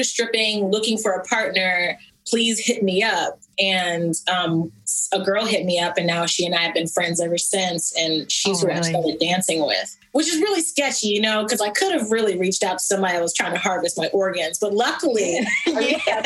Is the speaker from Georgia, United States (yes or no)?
yes; Atlanta, Georgia, United States; now in Los Angeles, United States; I'm from Atlanta